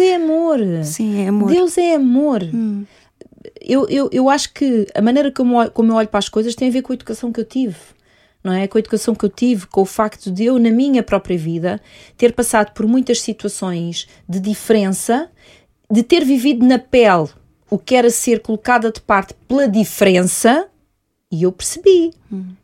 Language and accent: Portuguese; Portugal; also born or lived in Mozambique; eu sou portuguesa, não nasci em Moçambique